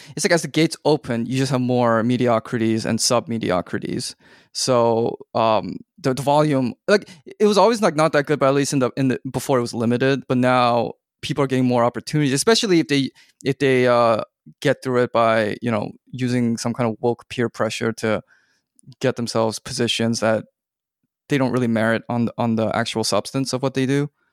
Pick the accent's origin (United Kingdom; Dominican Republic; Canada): Canada; moved away as an adult; also born or lived in United States / South Korea; I was born and raised in Canada